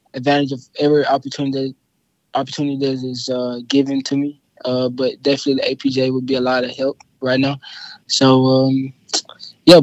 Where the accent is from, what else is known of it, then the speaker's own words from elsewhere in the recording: Memphis, Tennessee, United States; accent: Memphis accent, southern accent; I'm from Memphis. You know, it's a southern accent. Also, I got that Memphis accent